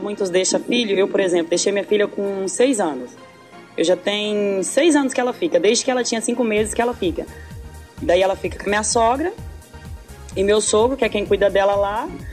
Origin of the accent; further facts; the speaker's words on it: north of Minas Gerais, Brazil; A gente vem do norte de Minas